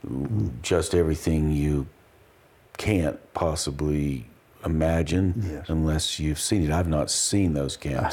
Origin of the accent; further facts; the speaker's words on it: Appalachian Mountains, United States; now in Taos, United States; I grew up in the Appalachian Mountains